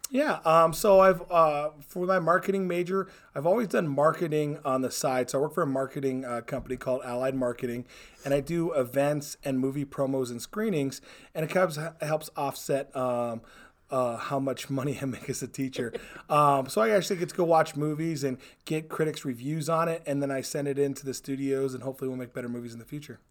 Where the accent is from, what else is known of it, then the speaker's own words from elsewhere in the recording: Hawaii, United States; moved away as an adult; I was born and raised in Hawaii